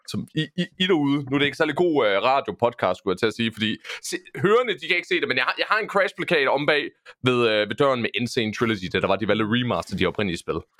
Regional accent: Esbjerg, Southern Denmark, Denmark; now in Nørre Åby, Denmark; jeg er jo født opvokset i Esbjerg, så jeg, så jeg er jyde by heart

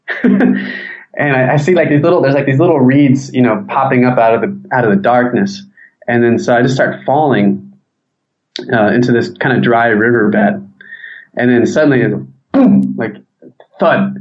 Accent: San Diego, California, United States; I'm from San Diego

